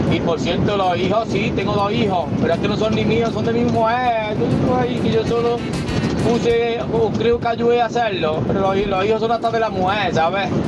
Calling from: Cabra, Andalusia, Spain; de Cabra.

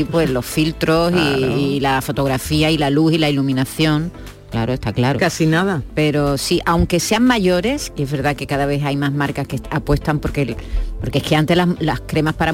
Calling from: Jerez de la Frontera, Andalusia, Spain; de Jerez de la Frontera.

